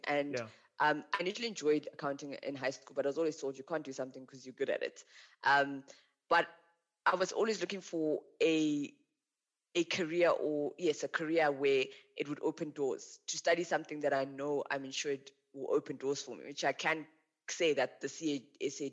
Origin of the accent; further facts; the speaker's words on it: Limpopo, South Africa; also born or lived in Western Cape; now in Johannesburg, South Africa; I really enjoyed growing up in Limpopo